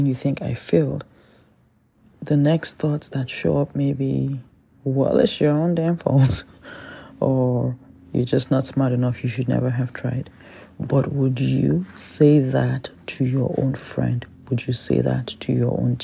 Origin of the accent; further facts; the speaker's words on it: Nigeria; I'm Nigerian